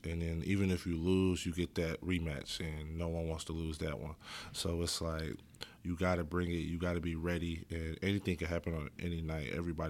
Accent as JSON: {"language": "English", "town": "Oakland", "region": "California", "country": "United States", "tie": "born or raised there", "said": "I love Oakland, man. Every time I go back, I never want to leave."}